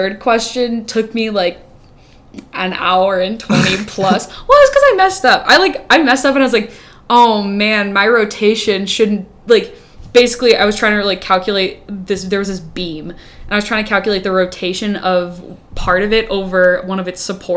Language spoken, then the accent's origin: English; Rhode Island, United States; moved away as an adult; also born or lived in Wisconsin; now in Madison, United States; I'm from Rhode Island, so, like, I'm in Wisconsin